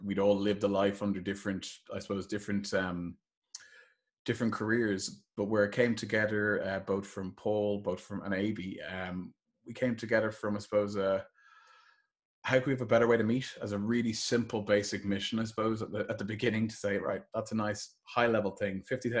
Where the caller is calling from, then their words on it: Dublin, Leinster, Ireland; So I'm calling here from Dublin today